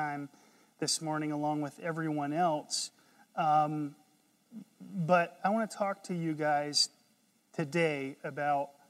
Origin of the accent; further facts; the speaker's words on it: North Carolina, United States; I'm from North Carolina